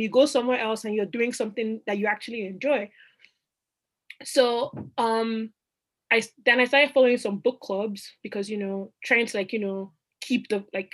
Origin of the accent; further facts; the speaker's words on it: Nigeria; moved away as an adult; also born or lived in Rochester, New York; now in Boston, United States; I went home to Nigeria. So I'm Nigerian. I went home to Nigeria across the Atlantic.